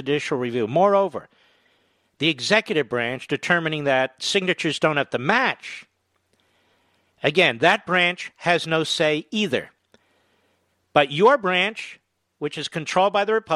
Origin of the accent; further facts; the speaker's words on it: Pennsylvania, United States; Pennsylvania is my home state